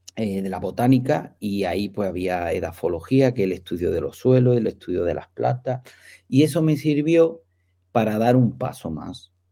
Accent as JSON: {"language": "Spanish", "town": "Marbella", "region": "Andalusia", "country": "Spain", "said": "soy de Marbella, que allí hay muchísimos campos de golf"}